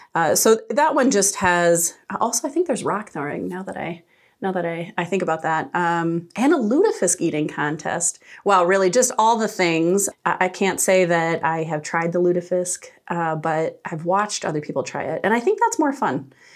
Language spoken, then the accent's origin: English; Decorah, Iowa, United States; also born or lived in Des Moines; I moved to Decorah in eighth grade and went to high school here, uh, and it's, it's definitely the town when people ask me where my, my hometown is, um, I always say Decorah, Iowa